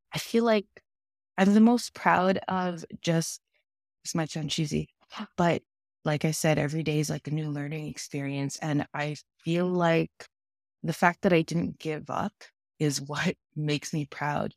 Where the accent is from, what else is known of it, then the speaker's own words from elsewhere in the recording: Toronto, Ontario, Canada; also born or lived in New York; now in Toronto, Canada; I grew up in Toronto, Canada